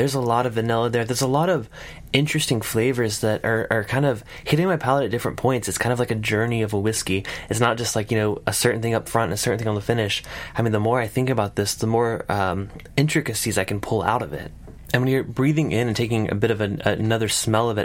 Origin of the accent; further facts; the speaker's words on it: South Carolina, United States; I'm from South Carolina, we don't have those accents.